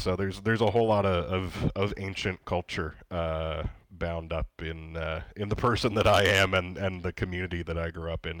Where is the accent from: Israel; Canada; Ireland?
Canada; Nova Scotia; I grew up in Cape Breton, Canada's 11th province, as we like to see ourselves.